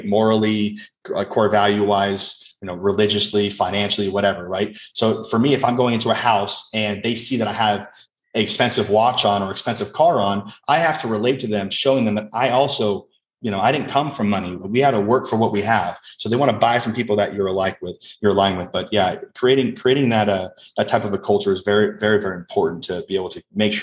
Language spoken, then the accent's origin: English; Las Vegas, Nevada, United States; first language English; I grew up in Las Vegas